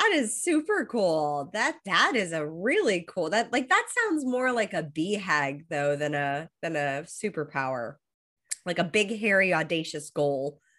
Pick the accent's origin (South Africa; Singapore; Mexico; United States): United States; Los Angeles, California; moved away as an adult; now in Australia; I was born and raised in Los Angeles